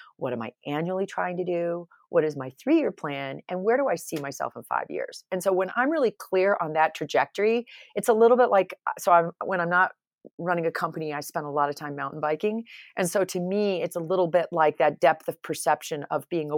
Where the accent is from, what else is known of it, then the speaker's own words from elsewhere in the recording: New York, United States; I came from New York, so I can't make fun of people from New York necessarily.